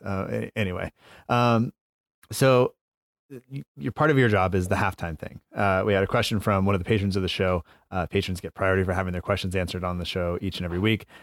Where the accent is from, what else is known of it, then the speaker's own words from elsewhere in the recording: United States; I'm American